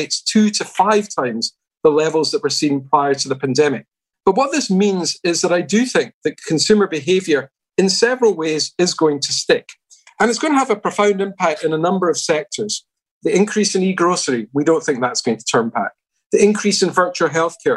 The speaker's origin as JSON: {"language": "English", "town": "Glasgow", "region": "Scotland", "country": "United Kingdom", "tie": "born or raised there", "said": "my hometown of Glasgow"}